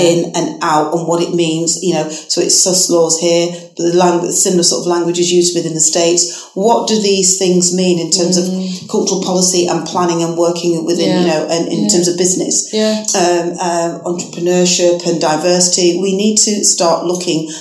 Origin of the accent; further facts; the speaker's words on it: Manchester, North West England, United Kingdom; now in Leicester, United Kingdom; my hometown, Manchester.